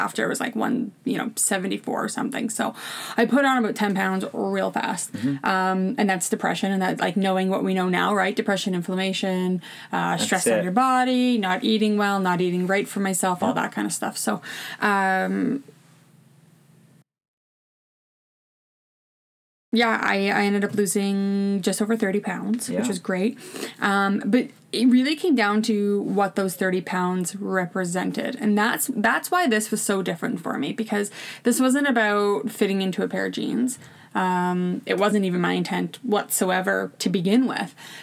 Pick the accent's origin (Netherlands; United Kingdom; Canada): Canada; Ontario; moved away as an adult; also born or lived in Saskatchewan; we're from Ontario originally, we were living in Saskatchewan